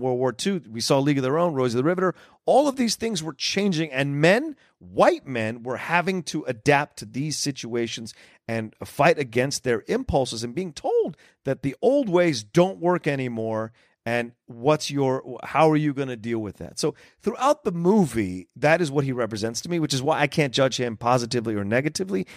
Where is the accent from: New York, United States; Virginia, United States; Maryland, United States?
Virginia, United States; Northern; I grew up in Northern Virginia